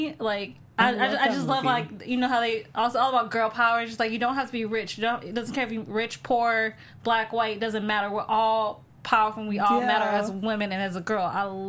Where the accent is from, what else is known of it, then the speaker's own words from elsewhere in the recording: Illinois, United States; No, I'm from Illinois.